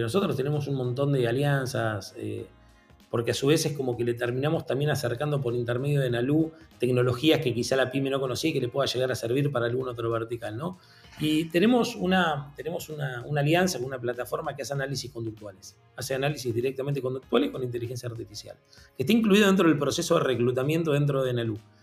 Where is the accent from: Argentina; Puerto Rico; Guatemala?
Argentina; yo soy argentino